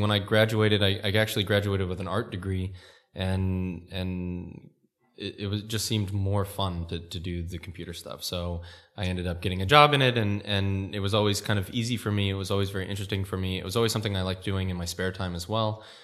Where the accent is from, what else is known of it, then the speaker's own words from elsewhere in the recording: California, United States; moved away; I'm American, and I grew up in California